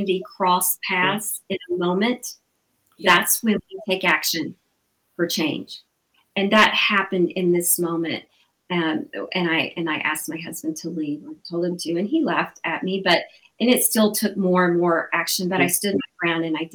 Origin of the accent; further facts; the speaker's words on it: Alabama, United States; moved away; I'm from Alabama originally, the Bible Belt in the southern states